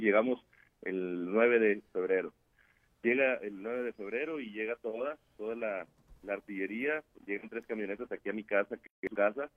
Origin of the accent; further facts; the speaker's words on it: San Pedro de las Colonias, Coahuila, Mexico; yo soy nacido aquí en San Pedro de las Colones, Coahuila